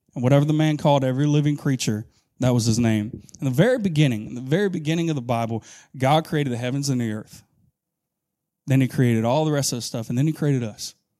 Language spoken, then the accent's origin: English; Augusta, Georgia, United States; moved away as an adult; now in Camden County, United States; I'm from Augusta, Georgia